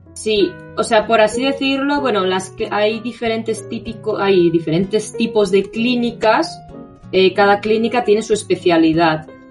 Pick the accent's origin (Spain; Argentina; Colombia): Spain; now in Japan; yo es que vengo de España